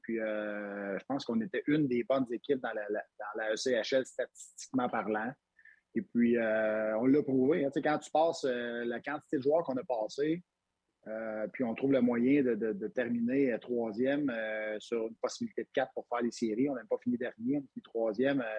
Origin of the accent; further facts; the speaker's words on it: Quebec, Canada; on est au Québec, on est fiers d'être Québécois